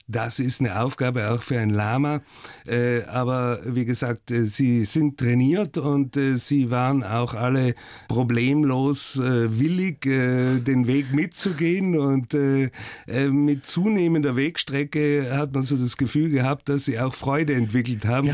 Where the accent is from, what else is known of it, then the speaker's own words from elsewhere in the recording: Oberbozen, Trentino-Alto Adige, Italy; also born or lived in Hamburg; geprägt haben mich die Jugend in Südtirol